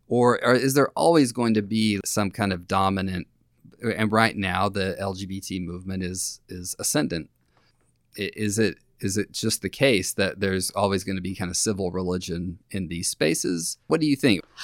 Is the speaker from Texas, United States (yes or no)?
yes; Lubbock, Texas, United States; I grew up in Lubbock, Texas